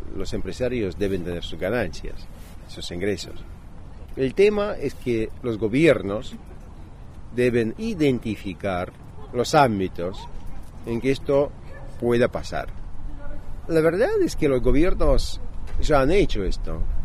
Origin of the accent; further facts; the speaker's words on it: Montevideo, Uruguay; also born or lived in Havana, Cuba; now in Russia; yo nací en La Habana y que yo crecí en Montevideo, lo que se oye